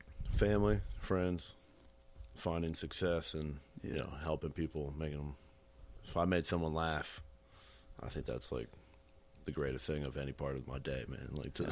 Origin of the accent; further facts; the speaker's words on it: Lancaster, Pennsylvania, United States; I'm born November 29th, 1987. 30 years old and born and raised in Lancaster, PA.